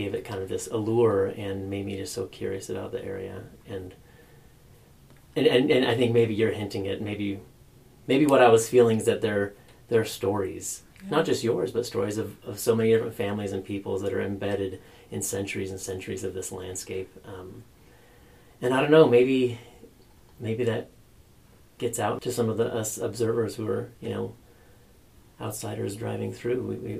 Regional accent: Northwest Washington, United States; I grew up in Northwest Washington, right? So this is like a very foreign, very strange landscape.

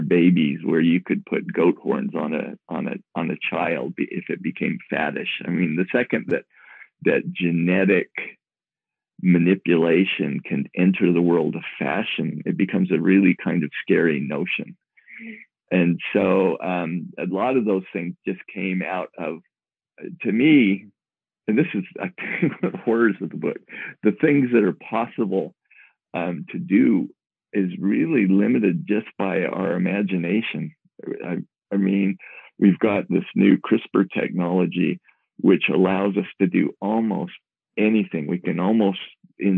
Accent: Moab, Utah, United States; born or raised there

